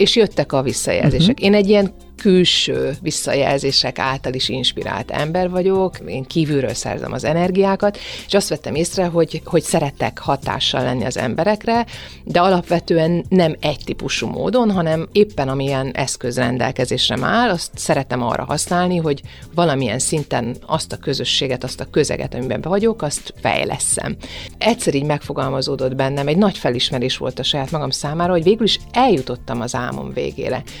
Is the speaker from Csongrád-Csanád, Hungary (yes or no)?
yes; Szeged, Csongrád-Csanád, Hungary; Szegeden nőttem föl